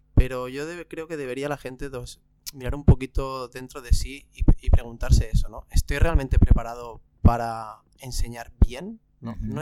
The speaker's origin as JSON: {"language": "Spanish", "town": "Barcelona", "region": "Catalonia", "country": "Spain", "said": "yo soy de aquí, de Barcelona"}